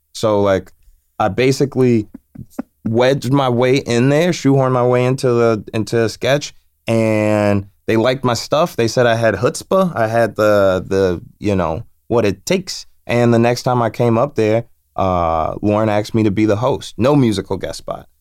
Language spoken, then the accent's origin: English; Chicago, Illinois, United States; I'm from Chicago